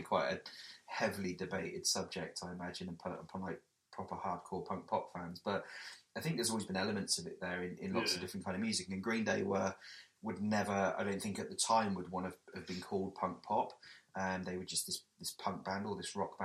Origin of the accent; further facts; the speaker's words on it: Weymouth, South West England, United Kingdom; I come from a small seaside town called Weymouth